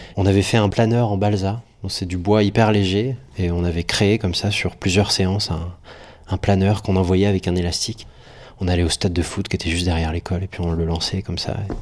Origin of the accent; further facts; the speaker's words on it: Poitiers, Nouvelle-Aquitaine, France; moved away as an adult; also born or lived in Brest; now in Paris, France; je suis breton, je suis né à Brest à la base. Et ensuite, on a déménagé en, Poitou-Charentes, à Poitiers. Et je suis resté là-bas jusqu'en bac plus 2